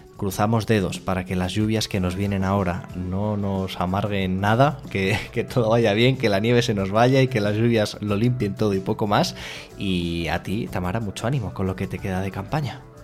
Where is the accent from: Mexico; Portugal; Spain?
Spain; Fuenlabrada, Community of Madrid; yo soy de Fuenlabrada, por ahí por